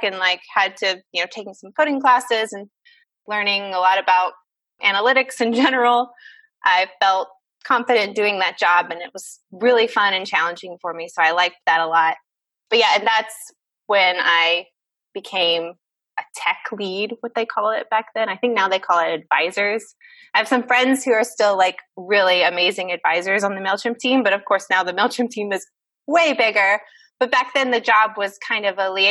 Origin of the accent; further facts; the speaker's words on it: Pike County, southern Georgia, United States; My family owns some land down there and they've been farming it for a long time. And so that's where I grew up.